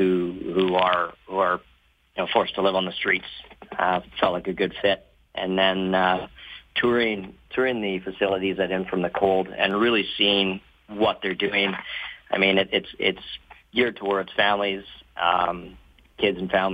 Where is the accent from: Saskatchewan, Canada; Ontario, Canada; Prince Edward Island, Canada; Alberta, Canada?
Alberta, Canada; Nanton; I grew up down in Nanton